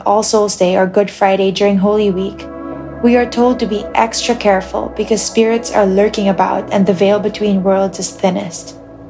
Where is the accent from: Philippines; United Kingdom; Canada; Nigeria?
Philippines; Muntinlupa, Metro Manila; I was born and raised in the Philippines, south side of Metro Manila and Muntinlupa City.